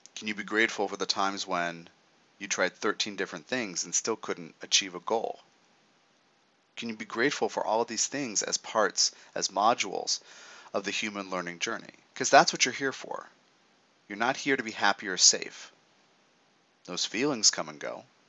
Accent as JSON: {"language": "English", "country": "United States", "said": "as an American"}